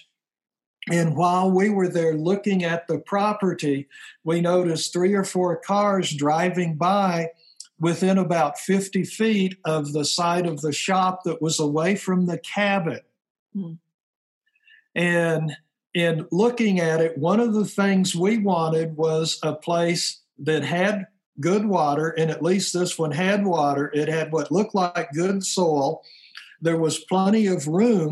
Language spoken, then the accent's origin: English; Tennessee, United States; now in North Idaho, United States; I was born and raised in Tennessee